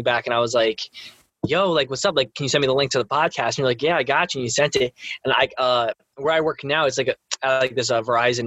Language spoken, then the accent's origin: English; Lodi, New Jersey, United States; I'm from Jersey.